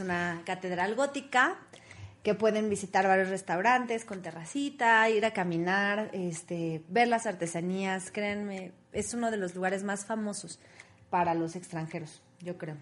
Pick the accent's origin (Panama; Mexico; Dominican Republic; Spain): Mexico